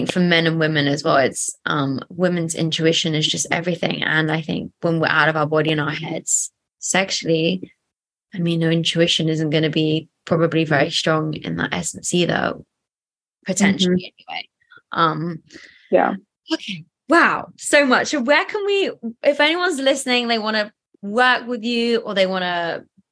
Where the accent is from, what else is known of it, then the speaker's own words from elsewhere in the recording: England, United Kingdom; I'm so English right now